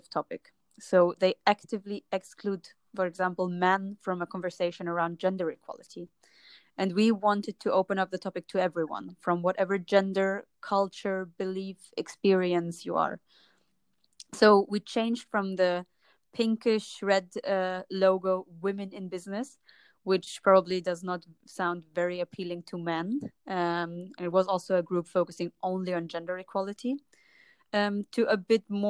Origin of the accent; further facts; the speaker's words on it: Germany; moved away as an adult; also born or lived in Jordan (ancestry) / Palestine (ancestry); now in Lisbon, Portugal; I'm from Germany. But originally, my parents come from Jordan and Palestine. So I was raised in a German-Arabic